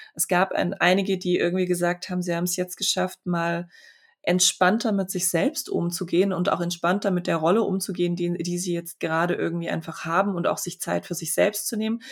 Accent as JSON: {"language": "German", "country": "Poland", "tie": "born or raised there", "also_born_or_lived": "Freiburg, Germany", "moved": "yes", "lives_now": "Stuttgart, Germany", "said": "ich bin in Polen geboren"}